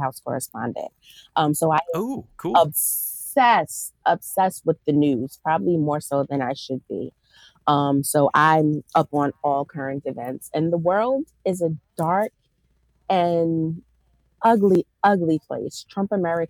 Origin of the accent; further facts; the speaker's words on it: Newark, New Jersey, United States; I grew up in North New Jersey